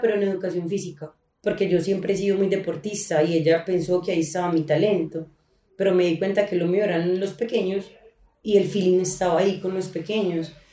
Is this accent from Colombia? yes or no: yes; Colombia; nosotros nacimos en Colombia